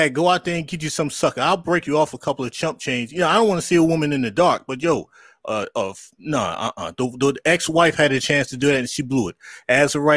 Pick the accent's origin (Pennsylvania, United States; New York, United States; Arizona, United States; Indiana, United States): New York, United States; I grew up in New York